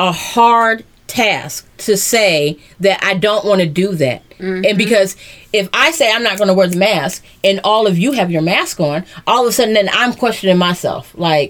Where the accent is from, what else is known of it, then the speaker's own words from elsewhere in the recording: Cleveland Heights, Ohio, United States; I grew up in Cleveland Heights.